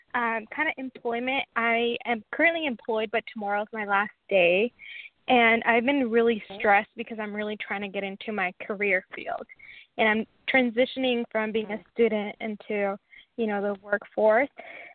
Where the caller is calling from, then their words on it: Washington, United States; From Washington.